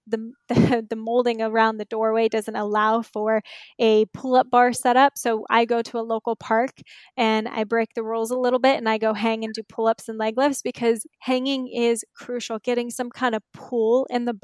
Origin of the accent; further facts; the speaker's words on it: Inland Empire, Southern California, United States; also born or lived in New York / Marina del Rey; I grew up Inland Empire in Southern California